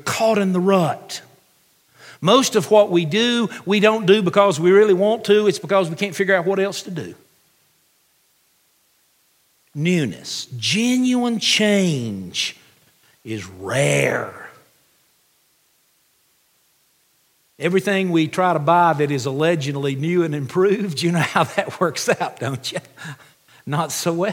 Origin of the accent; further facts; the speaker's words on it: United States; as an American